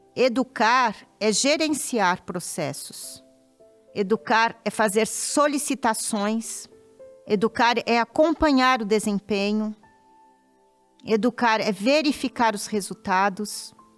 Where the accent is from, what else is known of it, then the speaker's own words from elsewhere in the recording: São Paulo, Brazil; moved away as an adult; pude voltar ao meu estado natal, São Paulo, e fixar residência